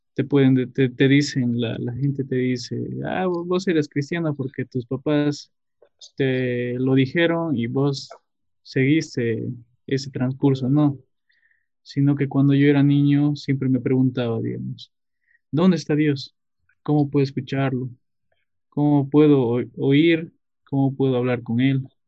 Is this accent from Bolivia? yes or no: yes; Tarija, Bolivia; yo soy de Tarija, nací en el valle, pero actualmente vivo en Cercado, Cercado de Tarija